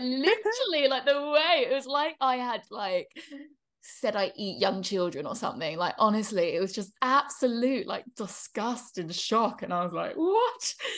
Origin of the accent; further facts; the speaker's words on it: England, United Kingdom; moved away; we're growing up in England